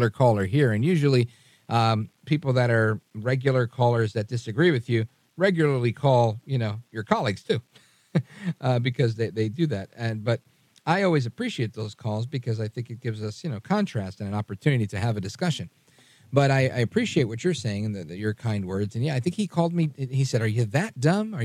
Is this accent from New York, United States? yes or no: yes; New York City, New York, United States; I'm a kid from Brooklyn